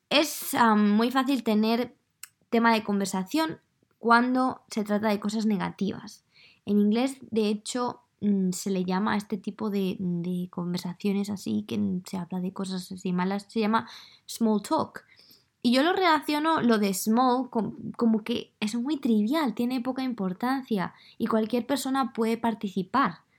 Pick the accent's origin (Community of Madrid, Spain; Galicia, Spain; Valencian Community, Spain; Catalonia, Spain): Community of Madrid, Spain; Madrid; accent: Madrid; Entonces yo creo que mi acento ya no es de Madrid